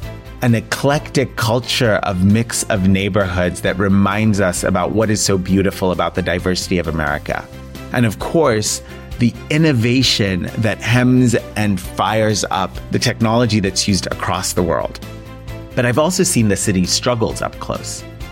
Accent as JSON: {"language": "English", "town": "San Francisco", "region": "California", "country": "United States", "tie": "born or raised there", "said": "today we journey through the streets of my hometown, San Francisco, a city of contrasts where challenges and hope walk hand in hand. Now, as a long-term San Franciscan"}